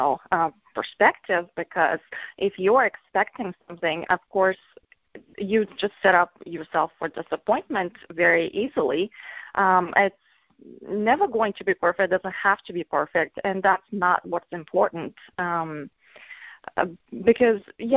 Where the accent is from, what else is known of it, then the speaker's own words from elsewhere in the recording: Bulgaria; moved away as an adult; now in North America; I'm originally from Bulgaria. I grew up there and I immigrated to North America